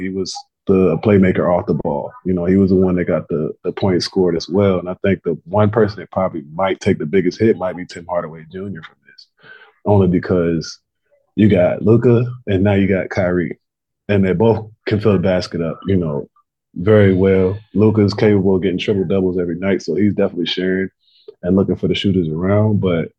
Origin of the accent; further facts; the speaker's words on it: Adana, Turkey; born there; You know, what's crazy is I was born in Adana, Turkey.